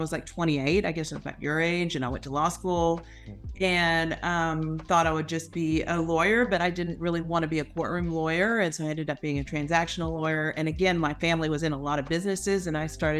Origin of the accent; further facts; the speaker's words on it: Houston, Texas, United States; I grew up in Houston